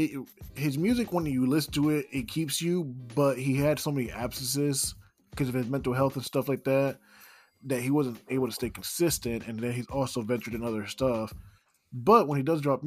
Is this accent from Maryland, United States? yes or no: no; New York, United States; I was born in New York